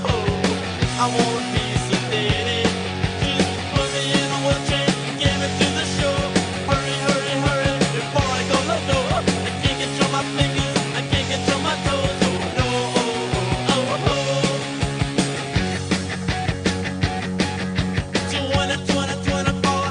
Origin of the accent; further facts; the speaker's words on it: New York City, New York, United States; I grew up in Brooklyn, so New York